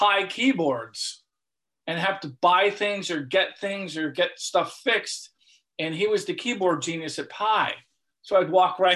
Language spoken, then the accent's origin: English; Cleveland, Ohio, United States; I'm from Cleveland.